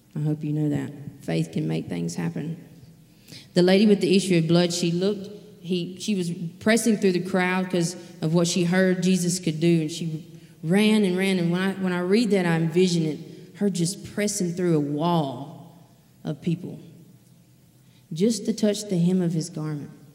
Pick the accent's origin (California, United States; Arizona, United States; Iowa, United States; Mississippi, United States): Mississippi, United States; Leakesville; now in Poplarville, United States; I'm originally from Leakesville, Mississippi